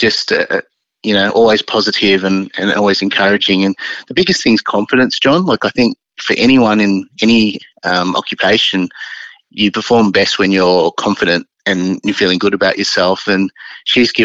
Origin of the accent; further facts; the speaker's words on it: Sydney, New South Wales, Australia; moved away as an adult; now in Melbourne, Australia; growing up in Sydney, it's always your home